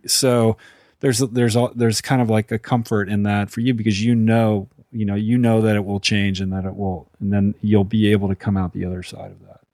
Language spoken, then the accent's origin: English; Boston, Massachusetts, United States; as a Bostonian